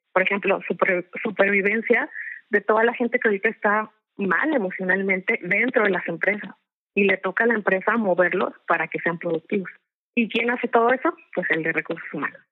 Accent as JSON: {"language": "Spanish", "country": "Mexico", "said": "Como somos mexicanos"}